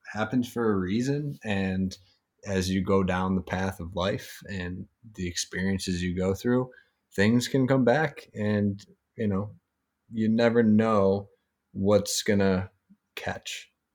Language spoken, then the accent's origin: English; Syracuse, New York, United States; also born or lived in Long Island; now in Upstate New York, United States; We're both from Syracuse, you know, upstate